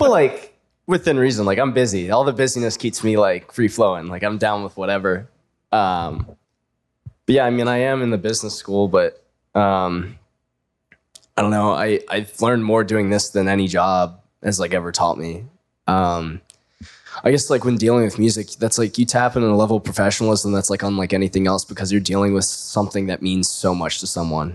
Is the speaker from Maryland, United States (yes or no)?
yes; Annapolis, Maryland, United States; moved away as an adult; now in Pittsburgh, United States; I'm from like Annapolis area, but I say I'm from Baltimore.